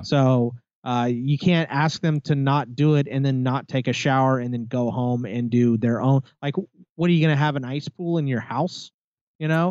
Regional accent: United States; I'm an American

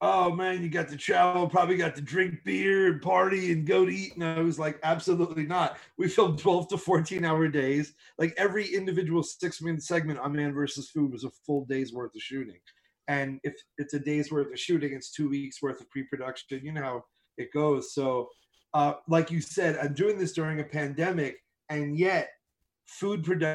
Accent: United States; I am very proud to come from this country

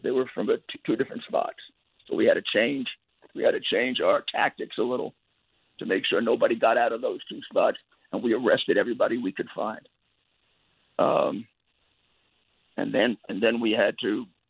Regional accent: New York City, New York, United States; I came from Brooklyn

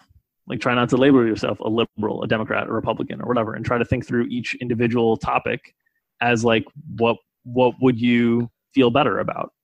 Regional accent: United States; I was born in the United States to a well-off family

